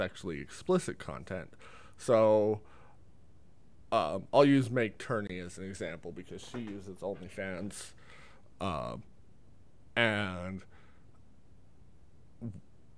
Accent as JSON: {"language": "English", "region": "Nevada", "country": "United States", "tie": "born or raised there", "said": "I was born in Nevada"}